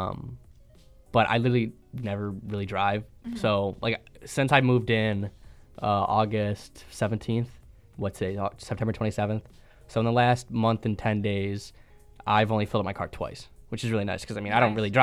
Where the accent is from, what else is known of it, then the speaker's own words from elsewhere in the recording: Cleveland, Ohio, United States; moved away as an adult; now in Buffalo, United States; I'm from Cleveland, Ohio, I'm from the suburbs